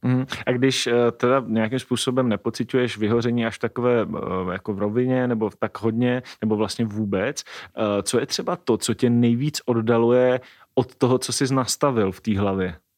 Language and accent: Czech; Moravia, Czechia; pocházíme taky oba dva z Moravy